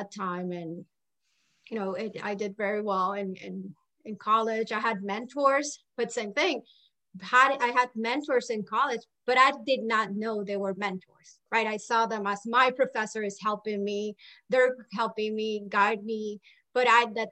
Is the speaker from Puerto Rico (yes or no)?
yes; Puerto Rico; moved away as an adult; also born or lived in Maryland; now in Florida, United States; I was born and raised in Puerto Rico